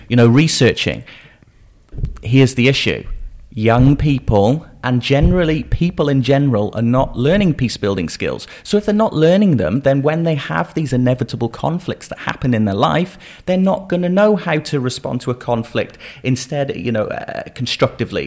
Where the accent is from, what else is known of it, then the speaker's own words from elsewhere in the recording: Shropshire, West Midlands, United Kingdom; growing up in Shropshire.